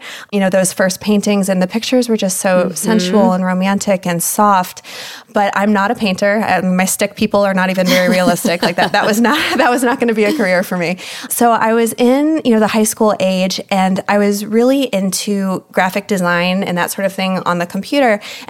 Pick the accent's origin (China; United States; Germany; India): Germany; I grew up in Germany. My father was in the military.